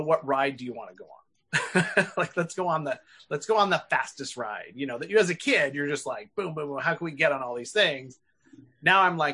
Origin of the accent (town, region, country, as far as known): Northern California, United States; born or raised there